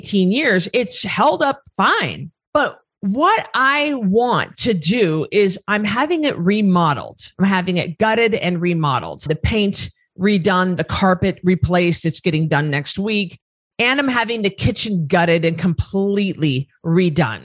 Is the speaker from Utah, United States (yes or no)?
no; Northern Idaho, United States; now in Boise, United States; I grew up in Northern Idaho, where we were surrounded by timber, by property, by trees, hundreds of acres.